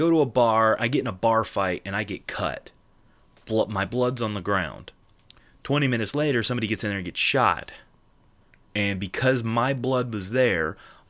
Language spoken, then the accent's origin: English; England, United Kingdom; I'm from England. My family descent is very English.